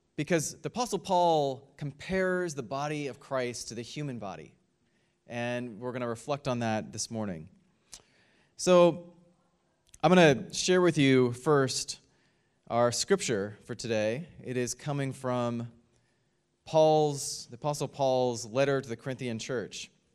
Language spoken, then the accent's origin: English; United States; my home country of the United States